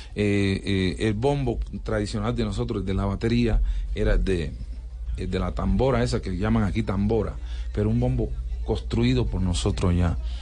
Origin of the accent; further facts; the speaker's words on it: Colombia; yo soy descendente de África, pero yo soy colombiano